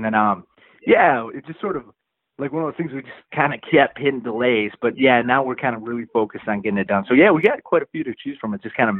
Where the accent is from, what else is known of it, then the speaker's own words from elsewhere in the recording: Flint, Michigan, United States; Well, dude, I'm from the Flint area, man.